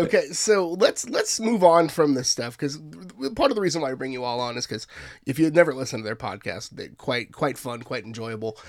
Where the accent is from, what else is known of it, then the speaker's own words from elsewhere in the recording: San Antonio, Texas, United States; I grew up in San Antonio